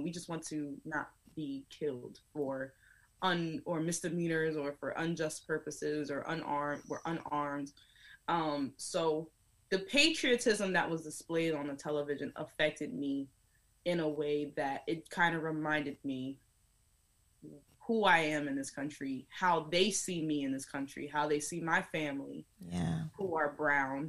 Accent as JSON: {"language": "English", "country": "United States", "tie": "born or raised there", "said": "I know that I am an American. I was born here"}